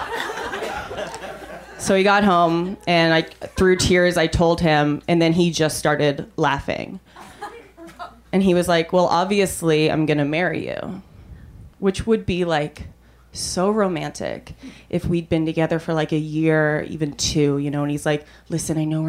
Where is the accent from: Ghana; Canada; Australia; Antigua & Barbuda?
Canada; now in United States; I'm from Canada